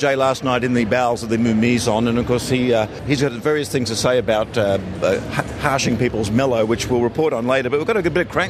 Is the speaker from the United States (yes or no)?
no; Australia